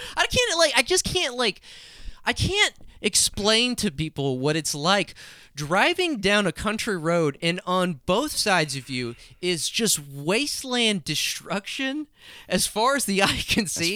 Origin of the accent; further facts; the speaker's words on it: Hobbs, New Mexico, United States; I'm from Hobbs, New Mexico